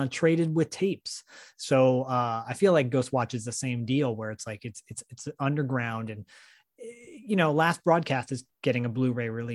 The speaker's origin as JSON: {"language": "English", "region": "Michigan", "country": "United States", "tie": "born or raised there", "said": "growing up in Michigan as a, you know, really little kid, 5, 6, and 7"}